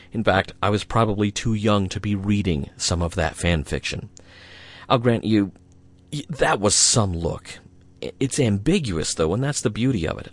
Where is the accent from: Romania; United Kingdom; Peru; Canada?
United Kingdom; we're British after all